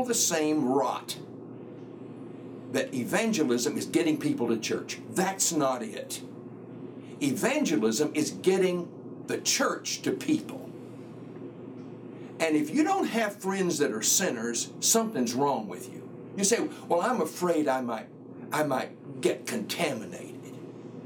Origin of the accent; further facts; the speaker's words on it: the South, United States; I grew up in the Bible Belt. I grew up in the South where everybody went to church.